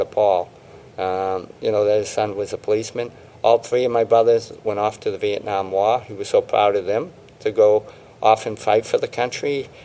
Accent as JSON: {"language": "English", "town": "Boston", "region": "Massachusetts", "country": "United States", "tie": "born or raised there", "said": "I grew up in South Boston, where Whitey Bulger was."}